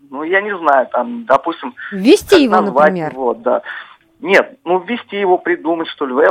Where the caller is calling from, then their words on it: Saratov, Saratov Oblast, Russia; А, здравствуйте … я из Саратова звоню.